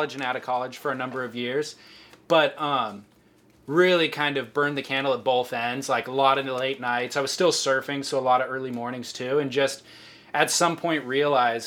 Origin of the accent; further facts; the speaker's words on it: Orange County, California, United States; I am 32, and I grew up surfing in Orange County.